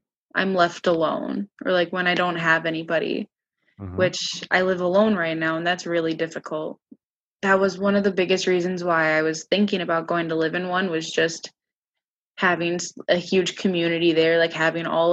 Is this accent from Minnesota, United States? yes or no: yes; Minneapolis, Minnesota, United States; moved away as an adult; now in Grand Forks, United States; I originally came from Minneapolis.